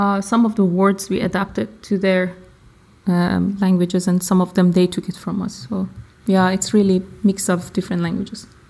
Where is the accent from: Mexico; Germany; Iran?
Iran; English is a second language